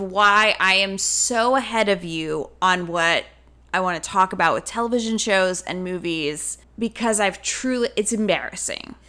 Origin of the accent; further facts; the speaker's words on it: the South, United States; moved away; us growing up in the South